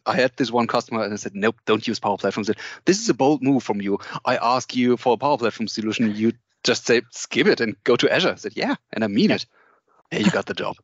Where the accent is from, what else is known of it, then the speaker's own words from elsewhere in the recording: Cologne, North Rhine-Westphalia, Germany; I'm from from Germany, Cologne. I uh, live here